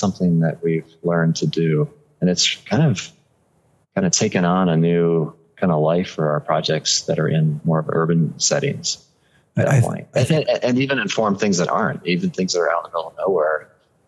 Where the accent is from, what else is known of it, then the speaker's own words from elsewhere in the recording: Tucson, Arizona, United States; moved away as an adult; also born or lived in California; I'm originally from Tucson and born and bred.